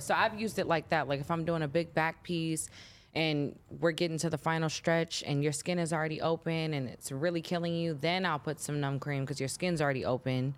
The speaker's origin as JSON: {"language": "English", "town": "Chicago", "region": "Illinois", "country": "United States", "tie": "born or raised there", "said": "I'm from Chicago. Um, my upbringing was pretty cool"}